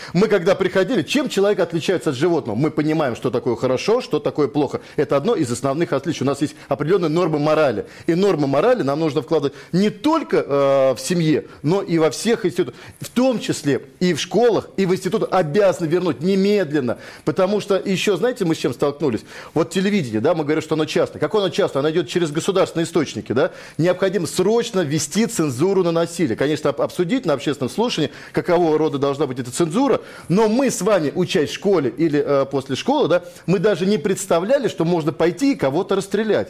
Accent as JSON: {"language": "Russian", "region": "Moscow", "country": "Russia", "tie": "born or raised there", "said": "я родился в Москве, я жил, живу здесь все это время."}